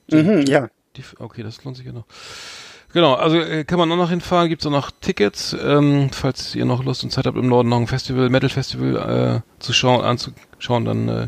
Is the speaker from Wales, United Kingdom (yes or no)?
yes; Wales, United Kingdom; German is a second language; Ich komme aus Wales.